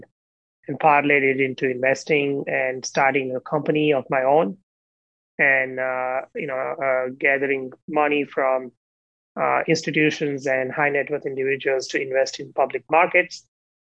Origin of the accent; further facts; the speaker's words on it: India; moved away; growing up in India